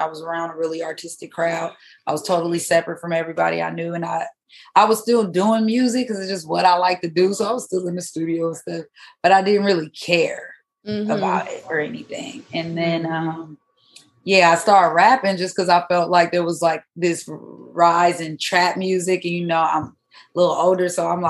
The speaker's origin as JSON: {"language": "English", "town": "Milwaukee", "region": "Wisconsin", "country": "United States", "moved": "yes", "lives_now": "Texas, United States", "said": "That was my crew of friends in Wisconsin. We were all singing. And then, we're from Milwaukee."}